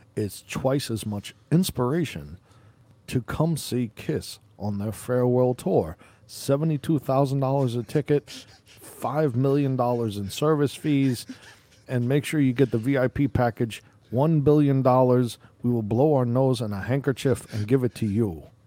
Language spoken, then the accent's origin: English; New York, United States; moved away; I'm from New York originally